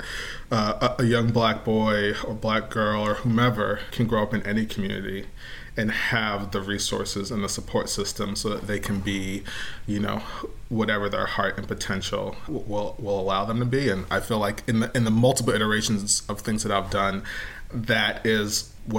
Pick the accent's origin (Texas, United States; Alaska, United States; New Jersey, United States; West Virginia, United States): New Jersey, United States; now in New Orleans, United States; I live in New Orleans now, but I grew up in New Jersey